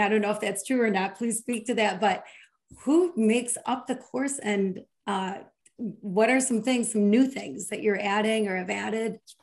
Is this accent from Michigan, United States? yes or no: yes; Michigan, United States; I'm from Michigan